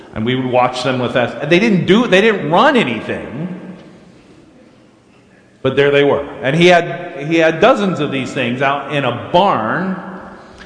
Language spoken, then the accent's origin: English; Clearfield, United States; I was from Clearfield